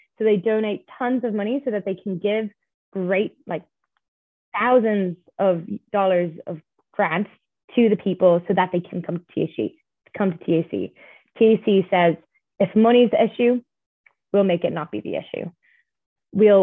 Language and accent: English; Ireland; I'm from Ireland